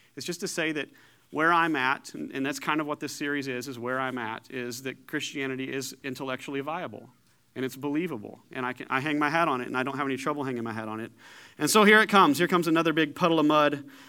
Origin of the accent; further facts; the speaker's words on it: Paducah, Kentucky, United States; also born or lived in Danville, Illinois; born in Danville, Illinois, raised in Paducah, Kentucky